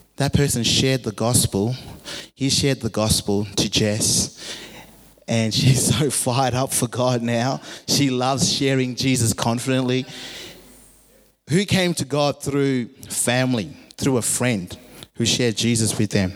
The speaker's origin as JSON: {"language": "English", "country": "Zimbabwe", "tie": "born or raised there", "said": "I grew up in Zimbabwe, a Christian nation"}